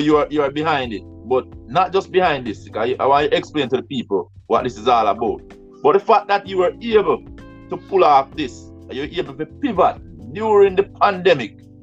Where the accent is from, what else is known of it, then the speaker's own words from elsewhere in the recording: Jamaica; I grew up in Jamaica